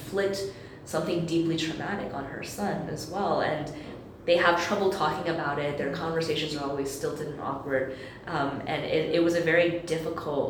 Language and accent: English; United States; I am American, and that's where I grew up